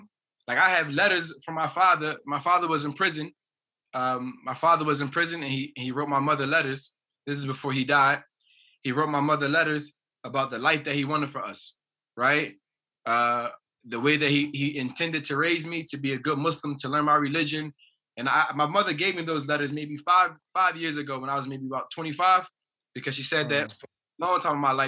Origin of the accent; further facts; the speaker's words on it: New Jersey, United States; I'm from New Jersey, that's the East Coast of America